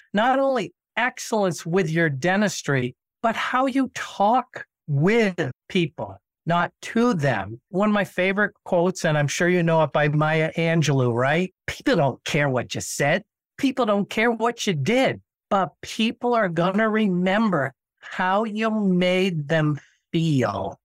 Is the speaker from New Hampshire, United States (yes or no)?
yes; Nashua, New Hampshire, United States; I went back and practiced in my hometown in Nashua, New Hampshire